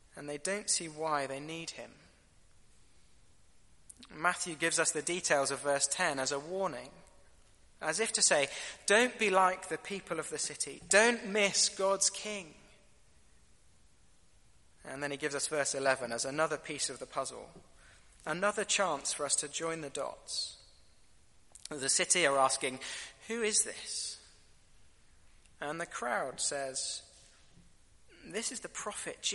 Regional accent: United Kingdom; I'm British

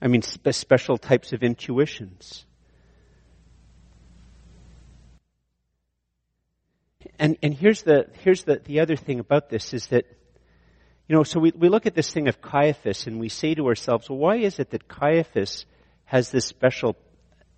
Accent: Ireland; I'm Irish

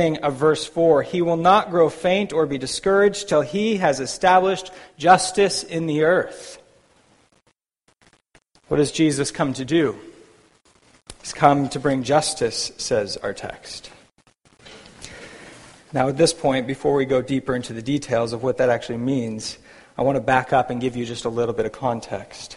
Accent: United States; now in Vancouver, Canada; as an American myself.

